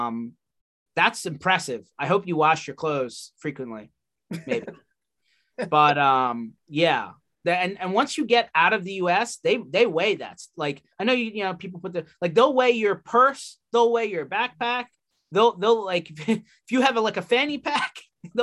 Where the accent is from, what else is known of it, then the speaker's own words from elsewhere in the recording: Philadelphia, Pennsylvania, United States; In Philadelphia, where I come from